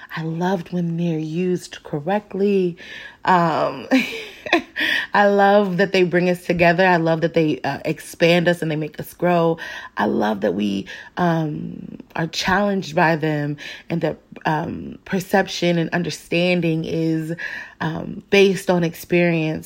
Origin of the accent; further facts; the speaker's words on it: Phoenix, Arizona, United States; Black kids growing up in Phoenix